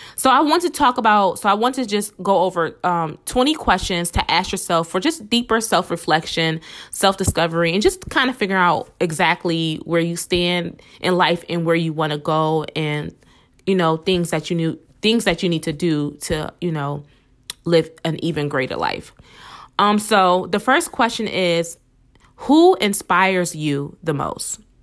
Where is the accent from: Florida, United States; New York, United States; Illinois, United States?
New York, United States; Buffalo; I'm from Buffalo, New York.